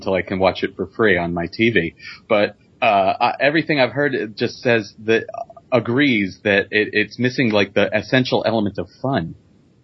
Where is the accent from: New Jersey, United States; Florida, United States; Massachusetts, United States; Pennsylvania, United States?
Pennsylvania, United States; Philadelphia; my hometown